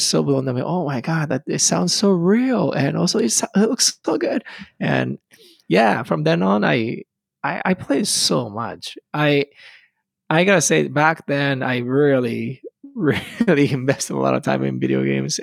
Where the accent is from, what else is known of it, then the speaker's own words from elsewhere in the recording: Japan; English is a second language; moved away as an adult; also born or lived in Boston, United States; I'm from Japan, and I was born in the 82, so 41 years old now. And I gotta say, when I grew up, that was like the golden time of the video games in Japan.